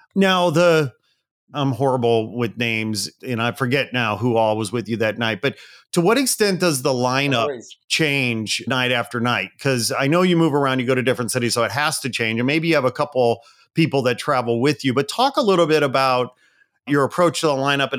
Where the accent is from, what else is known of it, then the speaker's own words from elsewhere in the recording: Chicago, Illinois, United States; Well, so I grew up outside Chicago as well.